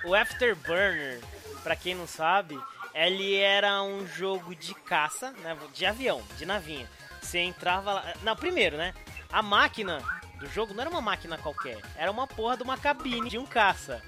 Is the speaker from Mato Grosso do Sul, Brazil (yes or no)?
no; São Roque, São Paulo, Brazil; moved away; also born or lived in Bolivia; quando eu me mudei para São Roque, que é minha cidade natal